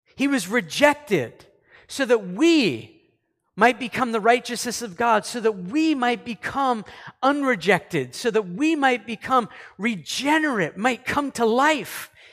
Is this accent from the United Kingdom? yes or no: no; Canada; also born or lived in United States; I'm a Canadian